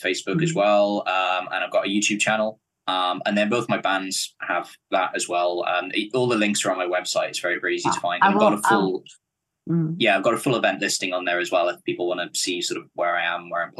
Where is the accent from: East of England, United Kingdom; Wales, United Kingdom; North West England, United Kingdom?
Wales, United Kingdom; Cardiff; Yeah, I was born in Cardiff. I've been here my whole life, and I think plan to stay here.